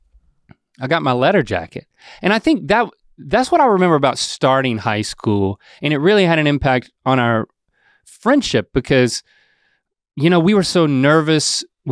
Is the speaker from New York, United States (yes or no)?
no; North Carolina, United States; born or raised there